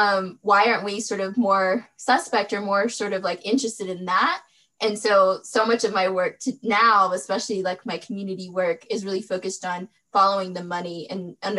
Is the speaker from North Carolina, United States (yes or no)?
yes; Western North Carolina, United States; also born or lived in Durham, North Carolina; I was born in Western North Carolina, born and raised there